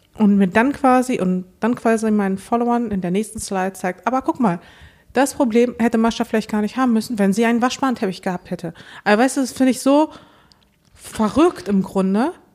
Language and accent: German; Dortmund, North Rhine-Westphalia, Germany; moved away; wo ich in Dortmund groß geworden bin